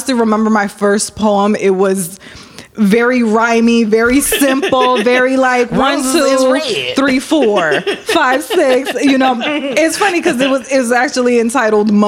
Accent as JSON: {"language": "English", "region": "East Coast", "country": "United States", "moved": "yes", "lives_now": "Lake County, United States", "said": "I'm originally from the East Coast, but I currently reside in Lake County."}